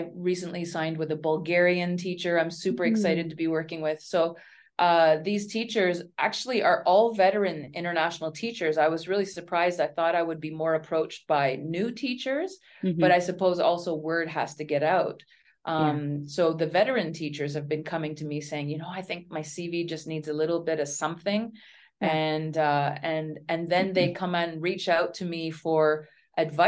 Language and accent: English; Ottawa, Ontario, Canada; moved away as an adult; also born or lived in South Korea / Turkey / Oman / China; teaching in Arnprior and outside of Ottawa, my hometown